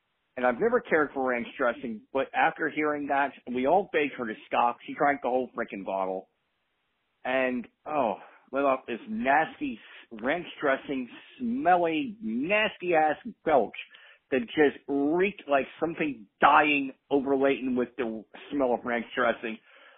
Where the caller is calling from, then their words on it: Baltimore, Maryland, United States; I am from Baltimore.